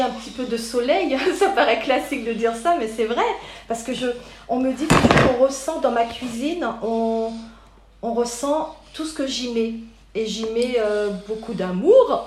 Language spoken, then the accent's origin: French; Paris, Île-de-France, France; also born or lived in Guadeloupe; j'ai grandi à Paris, en région parisienne, tout en étant née en Guadeloupe